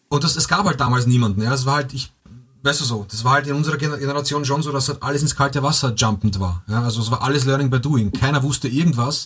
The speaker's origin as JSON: {"language": "German", "region": "Vienna", "country": "Austria", "said": "bei uns in Wien"}